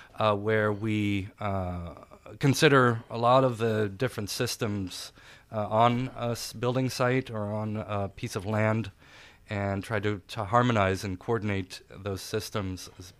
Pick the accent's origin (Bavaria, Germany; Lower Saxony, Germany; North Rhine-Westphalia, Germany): Bavaria, Germany; Munich; born there; I was born in Europe, in Munich, Germany, and went through schooling in a few different countries.